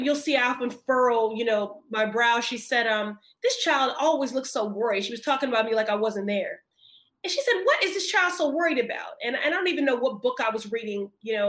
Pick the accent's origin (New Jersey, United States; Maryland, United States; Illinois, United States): Illinois, United States; Chicago; now in Massachusetts, United States; I grew up in Chicago, so I had a female mayor in Jane Byrne